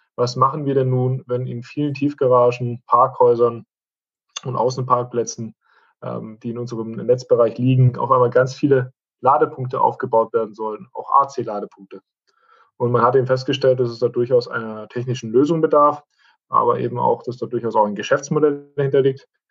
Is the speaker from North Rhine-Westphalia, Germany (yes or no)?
no; Esslingen am Neckar, Baden-Württemberg, Germany; stamme gebürtig aus Essling am Neckar, 16 Kilometer von der Stadt Stuttgart entfernt